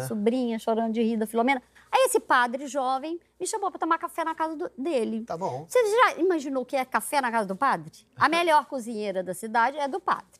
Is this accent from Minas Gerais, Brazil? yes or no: yes; Zona da Mata near Ouro Preto, interior of Minas Gerais, Brazil; moved away as an adult; also born or lived in Macaé, Rio de Janeiro; eu sou de Minas. Aham. Eu sou do interior de Minas e da zona da mata perto de Ouro Preto. E eu fui morar em Macaé, estado do Rio